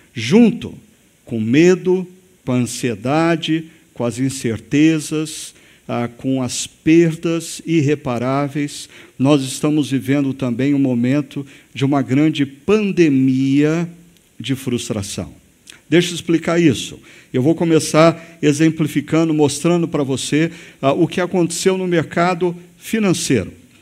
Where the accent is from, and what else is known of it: Brazil